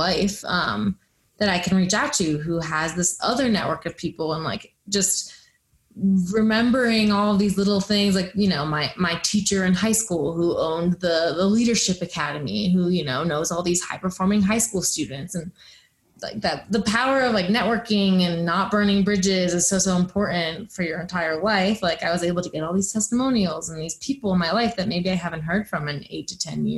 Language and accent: English; Boulder, Colorado, United States; growing up in Boulder, Colorado